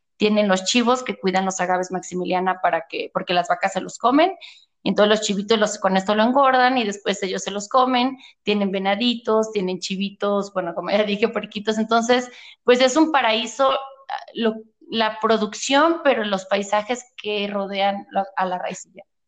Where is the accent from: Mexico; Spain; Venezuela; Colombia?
Mexico; Atenguillo, Jalisco; moved away as an adult; also born or lived in Guadalajara / California; yo soy de Atenguillo, es un pueblo de aquí de Jalisco